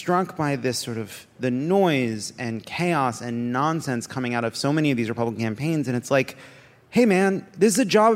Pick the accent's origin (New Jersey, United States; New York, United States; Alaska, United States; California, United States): New Jersey, United States; I'm from New Jersey